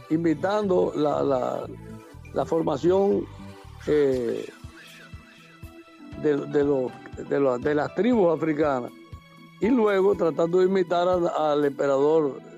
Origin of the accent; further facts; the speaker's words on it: Dominican Republic; soy dominicano y moriré siendo dominicano.